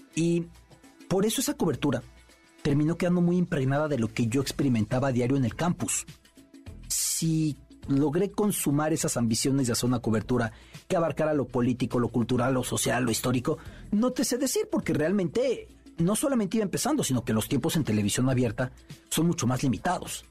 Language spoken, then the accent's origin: Spanish; Mexico; De México.